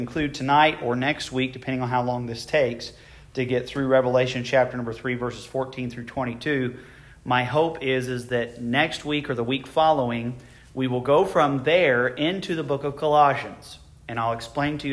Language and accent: English; United States; I consider myself abundantly blessed to be an American. I praise God every day that I was born in this country.